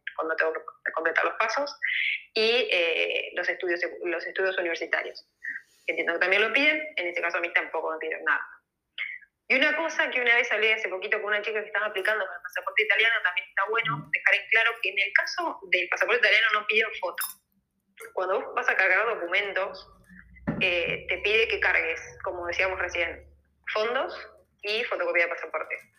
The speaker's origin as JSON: {"language": "Spanish", "region": "Entre Ríos", "country": "Argentina", "moved": "as an adult", "lives_now": "Spain", "said": "soy Entre Ríos"}